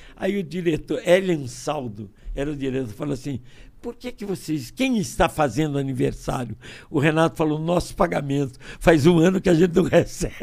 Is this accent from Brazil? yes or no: yes; Niterói, Rio de Janeiro, Brazil; moved away; also born or lived in Brasília; tenho cara de baiano, nome de alemão e nasci em Niterói